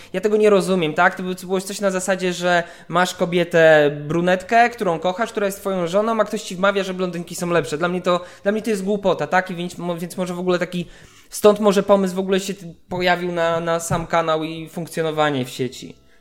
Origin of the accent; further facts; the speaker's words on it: Warsaw, Masovian Voivodeship, Poland; moved away as an adult; now in Wrocław, Poland; ja też warszawiak jestem, nie? Więc urodziłem się w Warszawie, 25 lat w Warszawie spędziłem